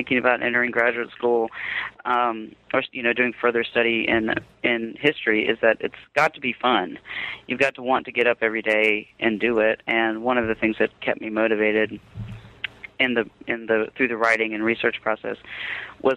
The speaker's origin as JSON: {"language": "English", "town": "Durham", "region": "North Carolina", "country": "United States", "tie": "born or raised there", "also_born_or_lived": "Robeson County, North Carolina", "said": "I was born in Robeson County, but raised in Durham."}